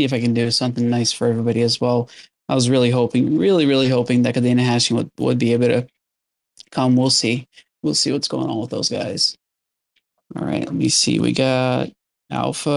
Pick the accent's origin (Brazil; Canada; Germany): Brazil; now in Southern California, United States; I was born in Brazil, but I've been in the U.S. for, I don't know how many, like over 20 years now.